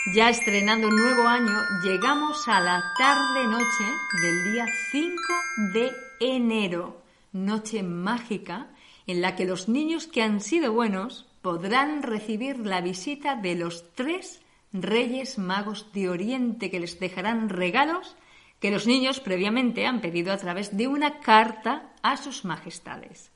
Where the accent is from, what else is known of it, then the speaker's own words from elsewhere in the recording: Spain; moved away as an adult; now in Germany; Somos españolas, pero hace unos años que vivimos en Alemania